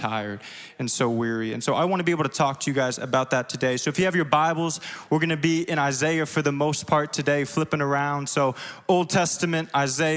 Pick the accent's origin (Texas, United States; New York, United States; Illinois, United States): Illinois, United States; Springfield; accent: southern twang; now in Chicago, United States; if you see a little southern twang, I'm from Springfield, Illinois